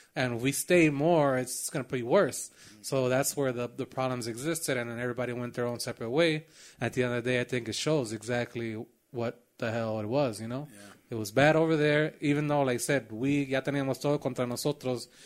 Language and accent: English; Chicago, Illinois, United States; born or raised there